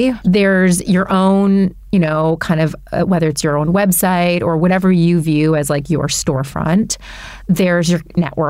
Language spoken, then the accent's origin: English; Detroit, Michigan, United States; I was born in Detroit